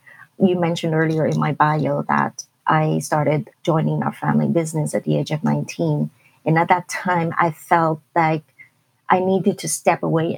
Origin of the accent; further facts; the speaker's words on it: Hong Kong; I came from Hong Kong, which is a very different culture.